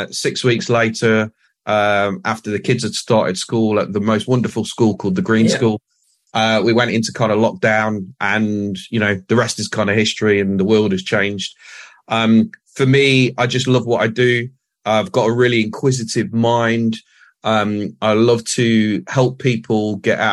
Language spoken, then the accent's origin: English; Nottingham, East Midlands, United Kingdom; moved away; I'm from Nottingham in the UK.